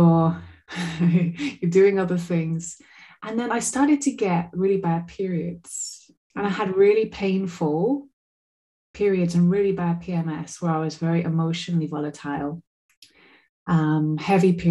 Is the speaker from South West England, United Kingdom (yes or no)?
yes; Glastonbury, South West England, United Kingdom; now in Portugal; when I was a little girl growing up in Somerset